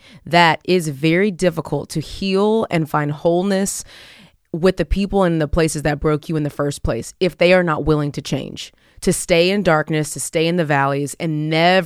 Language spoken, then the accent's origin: English; Texas, United States; I'm from Texas